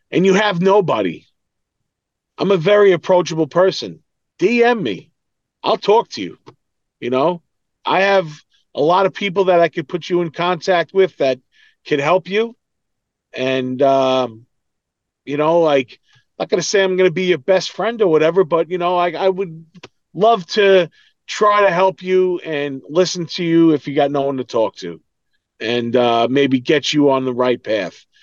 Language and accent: English; New York, United States; but we come from New York, it's the same shit.